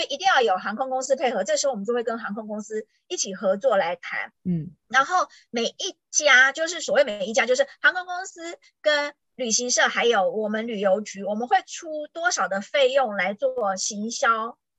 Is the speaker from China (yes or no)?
no; Taiwan; moved away as an adult; 我们是台湾来的